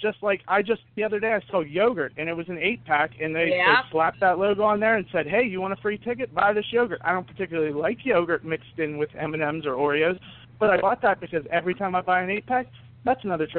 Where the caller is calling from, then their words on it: Altoona, Pennsylvania, United States; I'm calling from Altoona, Pennsylvania.